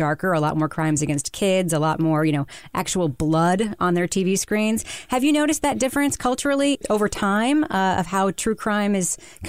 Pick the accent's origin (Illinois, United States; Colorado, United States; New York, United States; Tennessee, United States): New York, United States; Long Island; I grew up on Long Island